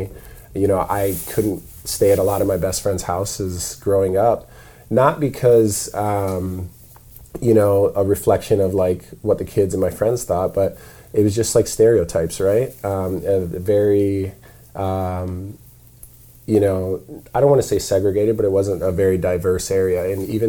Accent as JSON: {"language": "English", "region": "South Dakota", "country": "United States", "tie": "born or raised there", "moved": "yes", "said": "I grew up in South Dakota"}